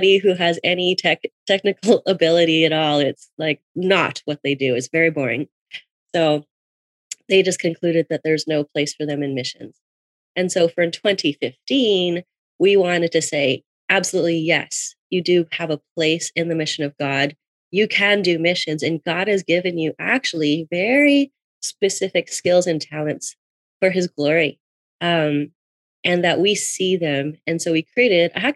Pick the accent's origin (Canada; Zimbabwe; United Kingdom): Canada; I'm living in Toronto. I'm from Canada.